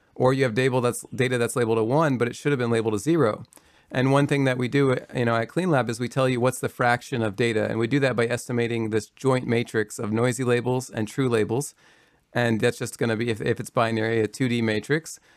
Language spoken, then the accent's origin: English; Kentucky, United States; moved away; I'm from rural Kentucky. Uh, I grew up in Kentucky